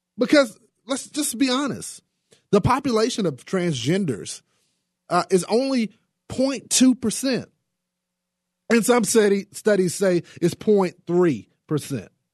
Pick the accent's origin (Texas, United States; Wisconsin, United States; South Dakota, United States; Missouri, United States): Texas, United States; the state of Texas, my home state